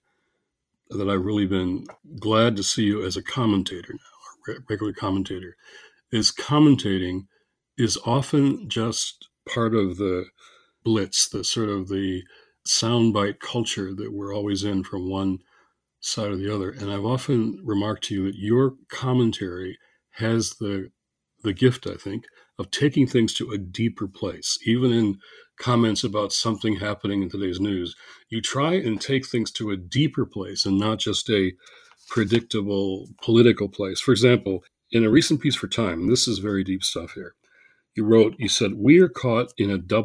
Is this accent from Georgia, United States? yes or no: no; Michigan, United States; the capital of my home state